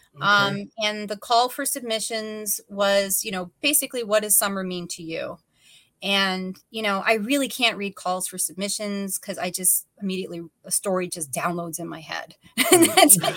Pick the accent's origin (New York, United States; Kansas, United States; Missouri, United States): New York, United States; as a New Yorker